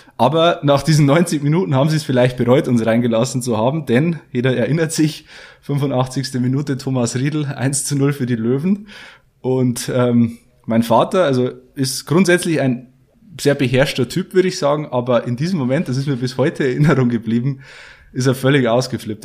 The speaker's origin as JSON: {"language": "German", "town": "Geiersthal", "region": "Bavaria", "country": "Germany", "lives_now": "Passau, Germany", "said": "ich komme aus Niederbayern, aus ähm, Geierstal bei Fichtach, also im tiefsten bayerischen Wald"}